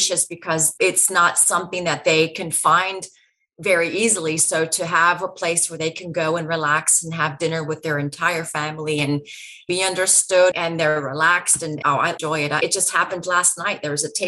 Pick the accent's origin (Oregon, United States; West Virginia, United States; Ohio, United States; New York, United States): Ohio, United States; Hanoverton; we got to Hanover when I was, again, 3, 4 years old